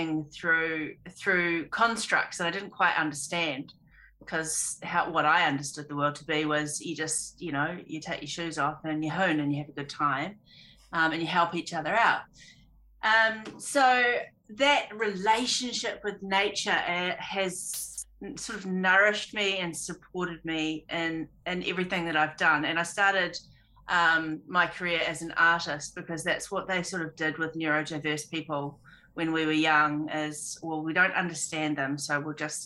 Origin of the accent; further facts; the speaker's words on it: Auckland, New Zealand; I grew up on a farm in South Auckland, Tamaki Makaurau